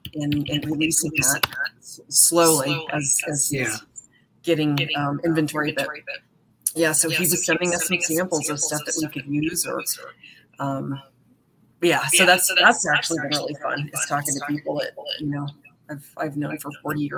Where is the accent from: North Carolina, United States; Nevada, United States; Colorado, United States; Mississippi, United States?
Colorado, United States; Colorado Springs; I'm actually from Colorado Springs